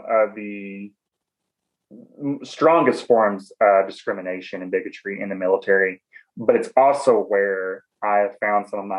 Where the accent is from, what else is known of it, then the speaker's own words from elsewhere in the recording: Southern United States, United States; accent: Southern; I'm Southern. I love myself. I loving my accent.